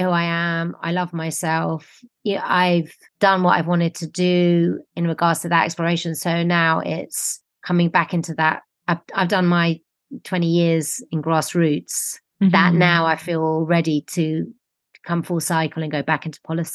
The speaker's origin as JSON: {"language": "English", "region": "London", "country": "United Kingdom", "tie": "born or raised there", "said": "I grew up in London, I was London based"}